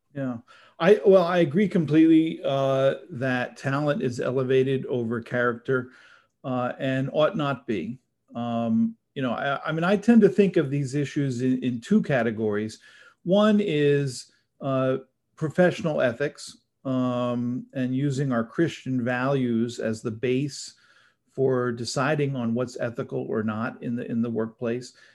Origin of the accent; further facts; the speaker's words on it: New Jersey, United States; moved away as an adult; also born or lived in Syracuse, New York; now in Los Angeles, United States; I grew up in New Jersey